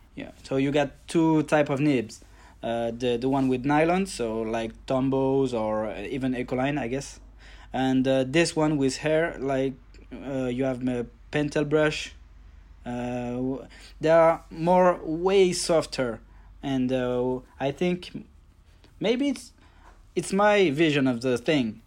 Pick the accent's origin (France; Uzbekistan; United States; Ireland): France; from France. I'm just near Paris.